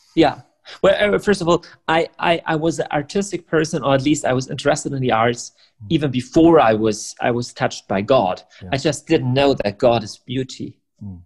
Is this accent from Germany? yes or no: yes; Germany; English is a second language; I'm from Germany.